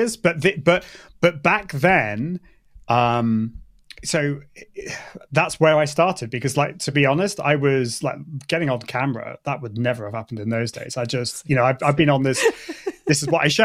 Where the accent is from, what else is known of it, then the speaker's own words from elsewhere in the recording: United Kingdom; accent: British; my British accent